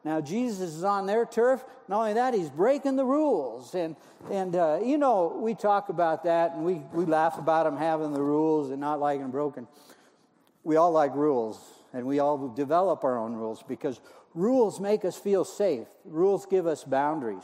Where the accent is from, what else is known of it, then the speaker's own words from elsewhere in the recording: Montana, United States; moved away; I'm originally from Montana